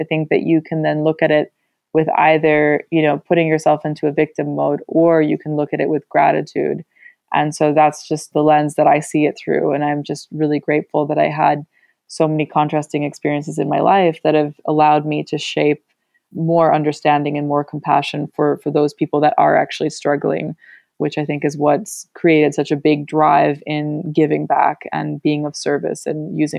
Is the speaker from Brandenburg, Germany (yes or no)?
no; Berlin, Germany; born there; English is a second language; My mother is Russian. My father is German. I was born in Berlin, but I've been to 15 different schools across 3 different languages. So English, German, and Spanish.